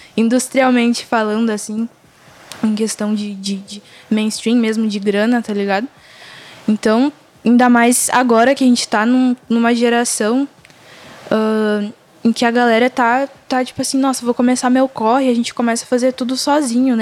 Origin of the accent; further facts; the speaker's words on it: Rio Grande do Sul, Brazil; eu sou daqui mesmo, sou de, da Zona Sul.